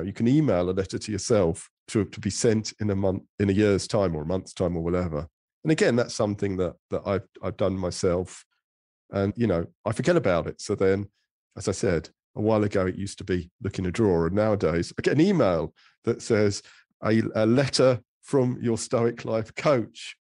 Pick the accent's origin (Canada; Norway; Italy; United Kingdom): United Kingdom; England; I'm an English man of a sort of certain middle age